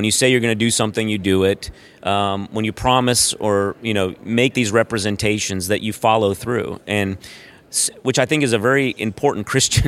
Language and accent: English; Brazil; I grew up I'm originally from Brazil, South America, and I went to an American high school in Brazil